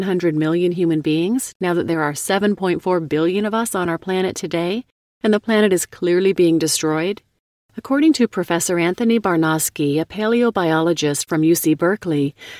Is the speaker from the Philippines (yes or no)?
no; India; now in United States; As an environmentalist of Indian origin now working out of the United States, I too would not advocate the lacto-vegetarianis